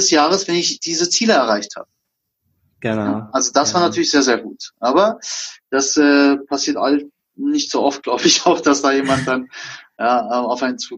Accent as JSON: {"language": "German", "country": "Germany", "tie": "born or raised there", "said": "ich bin auch selber Türke. Also geboren, ne? Also ich bin zwar in Deutschland groß geworden"}